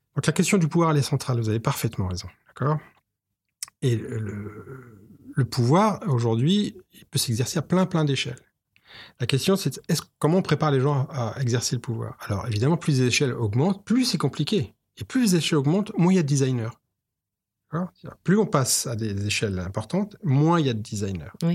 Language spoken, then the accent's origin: French; France; En France, on aime